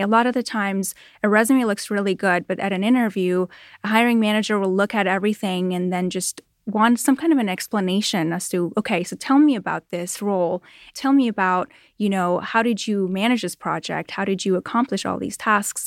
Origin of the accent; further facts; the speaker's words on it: Toronto, Ontario, Canada; moved away as an adult; now in Los Angeles, United States; I grew up in Toronto, Canada, and moved here